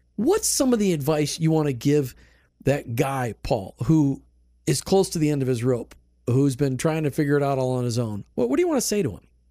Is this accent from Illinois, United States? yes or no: no; New Jersey, United States; moved away; also born or lived in Minnesota; I'm from New Jersey. Northeasterners, you know, we're tough